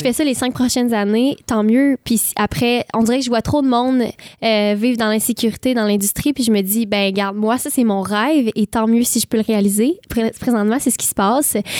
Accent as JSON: {"language": "French", "town": "Saint-Ignace-de-Loyola", "region": "Quebec", "country": "Canada", "said": "Je viens de Saint-Ignace de Loyola. C'est une île près de Berthierville et euh, en face de Sorel-Tracy"}